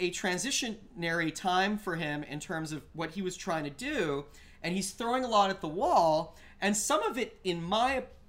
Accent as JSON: {"language": "English", "country": "Canada", "tie": "born or raised there", "said": "growing up in Canada and being and not really being around a lot of African American people"}